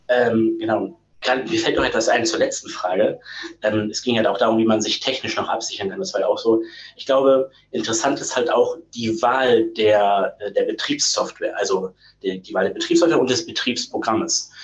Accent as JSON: {"language": "German", "area": "Ruhr area", "region": "North Rhine-Westphalia", "country": "Germany", "tie": "born or raised there", "moved": "yes", "said": "Ich bin gebürtig aus dem Pott"}